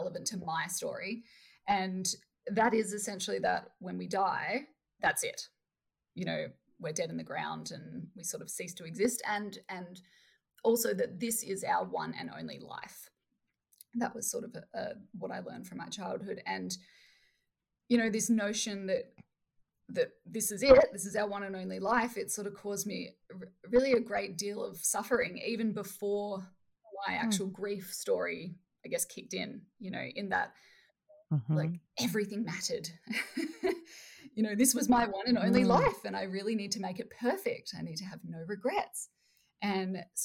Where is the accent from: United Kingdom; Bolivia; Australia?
Australia; Perth, Western Australia; I'm from Perth, Australia.